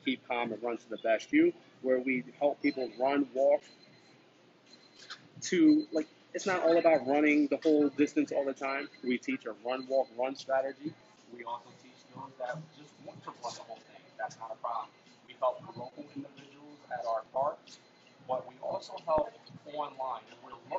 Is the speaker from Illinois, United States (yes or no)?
no; Galloway, New Jersey, United States; Galloway, New Jersey. Super excited, right in my hometown